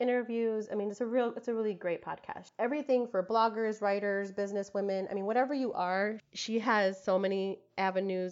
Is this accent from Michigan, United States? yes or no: yes; Detroit, Michigan, United States; moved away as an adult; now in San Antonio, United States; living here in San Antonio, Texas, but I am from Detroit, Michigan